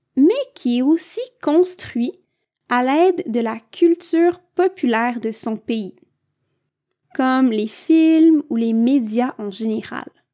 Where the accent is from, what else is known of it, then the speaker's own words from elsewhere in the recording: Quebec, Canada; je viens du Québec